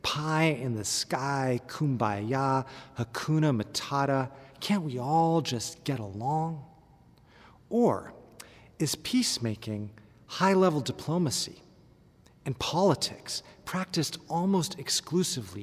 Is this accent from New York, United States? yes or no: no; California, United States; moved away as an adult; also born or lived in Palestine; I was born and raised in California, but my father comes from just outside Bethlehem